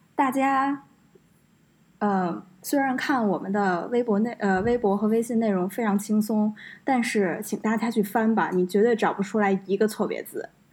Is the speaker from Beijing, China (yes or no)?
yes; Beijing, China; 作为一个北京人